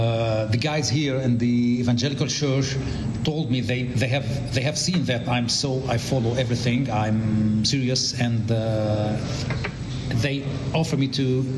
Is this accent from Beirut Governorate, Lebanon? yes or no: no; South Governorate, Lebanon; English is a second language; I'm from South Lebanon, from Mamre, near Saidahir